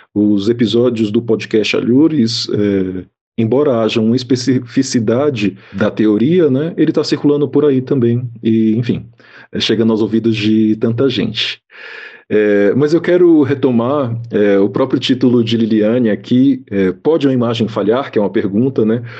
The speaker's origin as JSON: {"language": "Portuguese", "town": "Salvador", "region": "Bahia", "country": "Brazil", "said": "um bairro da cidade de Salvador, é a cidade de onde eu sou também, né, então conheço bastante aquele bairro"}